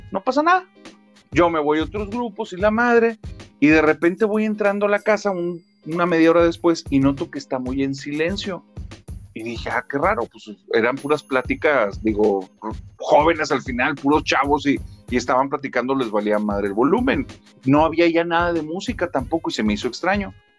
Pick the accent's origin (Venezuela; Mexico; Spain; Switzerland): Mexico; Monterrey, Nuevo León; soy de Monterrey, Nuevo León.